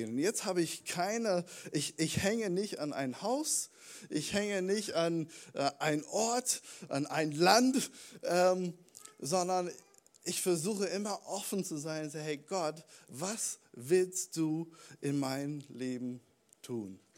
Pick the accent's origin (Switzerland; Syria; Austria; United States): United States; Warum bin ich Amerikaner? Warum hast du diesen Plan für mich in meinem Leben?